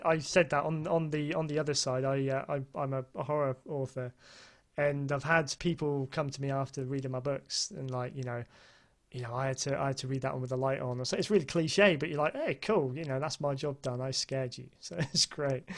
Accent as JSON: {"language": "English", "country": "United Kingdom", "said": "being a Brit"}